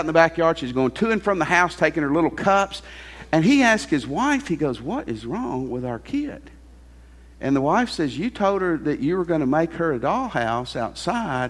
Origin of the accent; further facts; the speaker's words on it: Tennessee, United States; I grew up in Tennessee